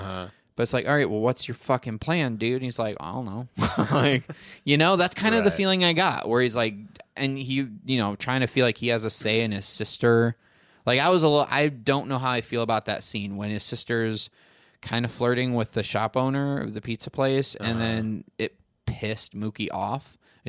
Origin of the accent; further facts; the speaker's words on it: Brooklyn, New York, United States; I grew up in Brooklyn.